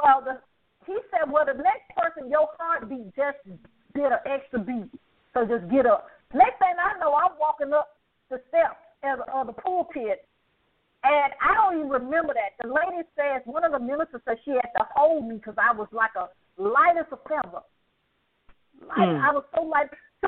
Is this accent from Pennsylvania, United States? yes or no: no; Alabama, United States; I'm from Alabama